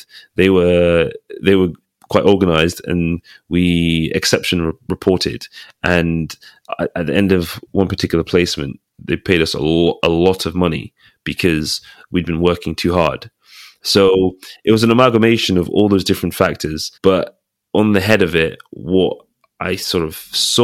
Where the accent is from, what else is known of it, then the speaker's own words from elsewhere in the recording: England, United Kingdom; also born or lived in Aberdeen; I'm British, you know, I'm English